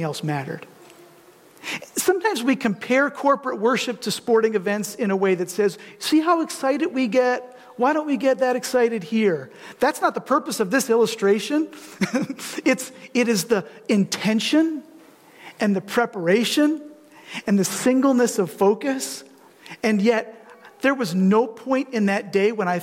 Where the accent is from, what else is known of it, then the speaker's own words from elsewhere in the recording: Detroit, Michigan, United States; now in Grand Rapids, United States; I grew up in the Detroit area, actually between Ann Arbor and this Metro Detroit